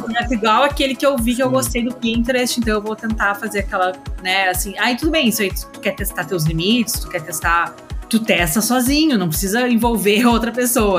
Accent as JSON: {"language": "Portuguese", "region": "Rio Grande do Sul", "country": "Brazil", "also_born_or_lived": "Santa Maria", "moved": "as an adult", "lives_now": "São Paulo, Brazil", "said": "eu sou do Rio Grande do Sul"}